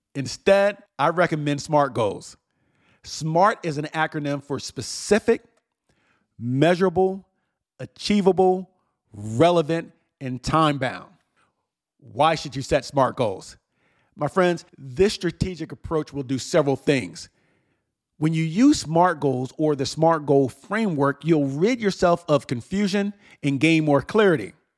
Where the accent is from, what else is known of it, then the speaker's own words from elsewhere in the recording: New Jersey, United States; moved away; my hometown in New Jersey